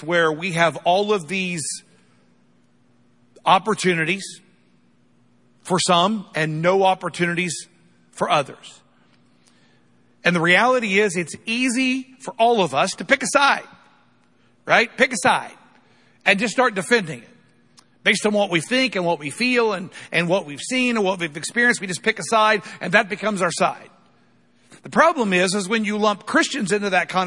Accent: United States; I'm not unproud to be an American, but I'm a lot more proud to be a follower of Jesus than I am an American

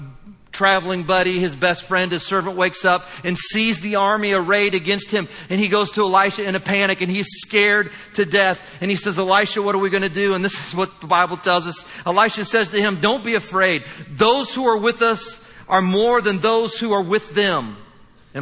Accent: Indiana, United States; I'm from Indiana

